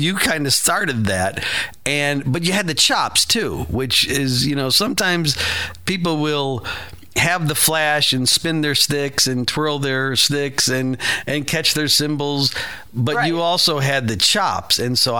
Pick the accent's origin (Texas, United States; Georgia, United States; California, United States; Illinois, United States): Illinois, United States; Chicago; Yes, I'm from Midway Airport.